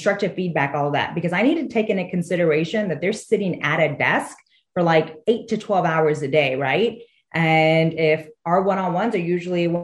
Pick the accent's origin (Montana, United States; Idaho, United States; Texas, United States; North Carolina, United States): Texas, United States; Houston; I'm originally from Houston